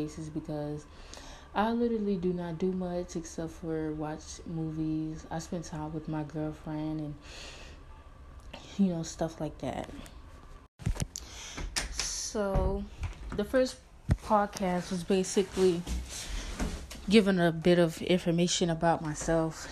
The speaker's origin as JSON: {"language": "English", "town": "Newport News", "region": "Virginia", "country": "United States", "also_born_or_lived": "Norfolk, Virginia", "said": "I am from Newport News, Virginia. I was born in Norfolk"}